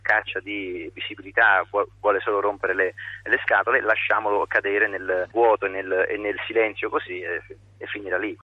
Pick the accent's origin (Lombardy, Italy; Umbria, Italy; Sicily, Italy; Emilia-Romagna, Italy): Umbria, Italy; Foligno; sono Umbro di Foligno